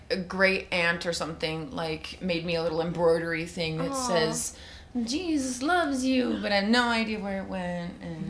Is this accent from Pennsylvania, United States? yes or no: no; Utah, United States; also born or lived in Alabama; So I was actually born in Alabama. Okay. Moved here when I was 8 and I've been here ever since. So I grew up in Utah.